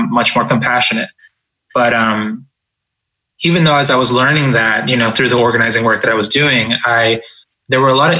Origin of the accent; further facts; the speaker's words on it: Boston, Massachusetts, United States; also born or lived in Ecuador; We emigrated from Ecuador to the United States, and I grew up in Boston. When we got here, I was about 4 years old.